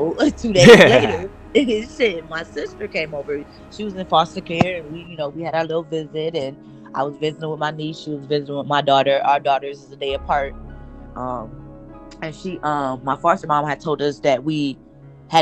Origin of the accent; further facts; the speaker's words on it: Toledo, Ohio, United States; moved away; I'm from Toledo